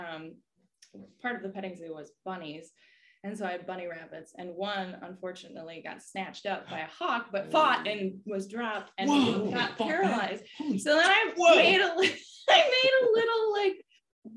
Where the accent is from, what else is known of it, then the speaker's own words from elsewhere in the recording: Lanesboro, Minnesota, United States; accent: Midwestern; I'm from Lanesboro, Minnesota, or outside of Lanesboro, Minnesota, which is a small town in southeast Minnesota. I grew up on a dairy farm